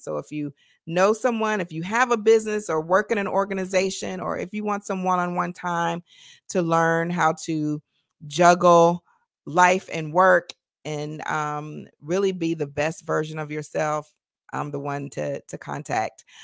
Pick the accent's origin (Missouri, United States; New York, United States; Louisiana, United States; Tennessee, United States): Tennessee, United States; Nashville; moved away; I'm from Tennessee originally.